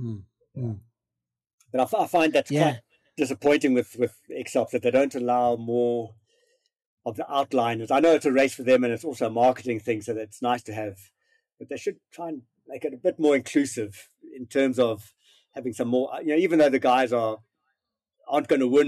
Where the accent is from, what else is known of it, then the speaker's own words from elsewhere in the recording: South Africa; being South African and not big with snow